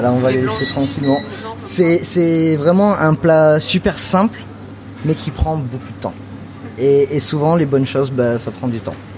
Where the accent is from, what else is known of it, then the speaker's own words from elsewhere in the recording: United States; also born or lived in Catalonia (family origin, summers) / New York; now in France; comme j'ai grandi aux États-Unis, je venais en France que l'été